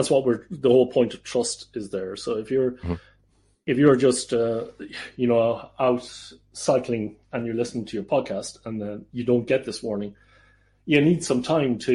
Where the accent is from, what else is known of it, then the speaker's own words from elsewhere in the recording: Ireland; moved away as an adult; now in Netherlands; I am Irish. But I'm also Dutch